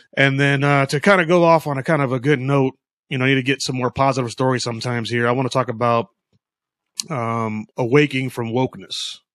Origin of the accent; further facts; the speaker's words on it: United States; I consider myself American. I never been to Africa